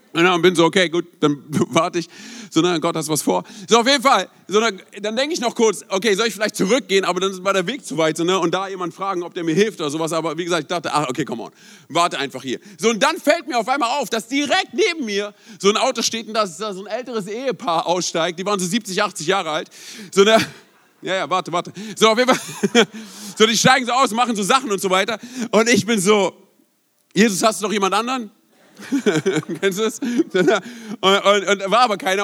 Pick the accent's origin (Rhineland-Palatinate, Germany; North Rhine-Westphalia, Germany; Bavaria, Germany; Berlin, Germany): Berlin, Germany; moved away; also born or lived in Rhein-Main area; Ich bin gebürtiger Berliner